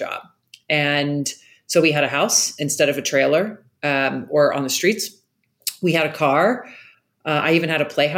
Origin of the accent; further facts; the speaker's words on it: Jacksonville, Florida, United States; I grew up in Jacksonville, Florida